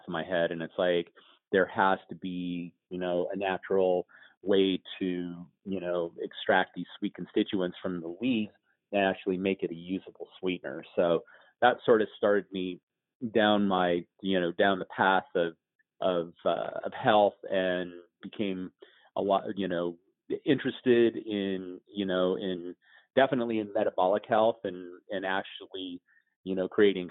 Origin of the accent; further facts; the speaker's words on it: Colorado, United States; moved away; also born or lived in Arizona; I grew up in Colorado on a ranch, and ultimately ended up moving to Arizona